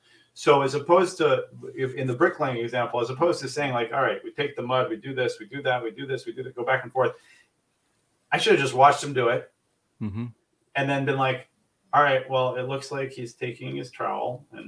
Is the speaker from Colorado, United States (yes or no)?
no; New York, United States; moved away as an adult; now in New Jersey, United States; I am born and raised in New York. I've been in New Jersey for a year now